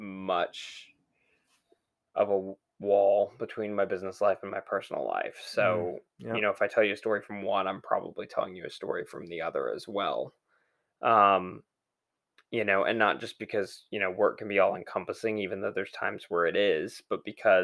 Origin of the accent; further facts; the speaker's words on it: Texas, United States; Fortunately, I grew up in Texas. So I'm used to that.